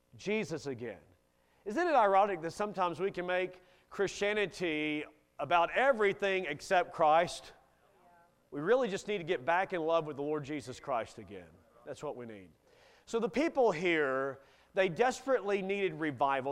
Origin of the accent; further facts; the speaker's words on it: Kentucky, United States; I grew up in Kentucky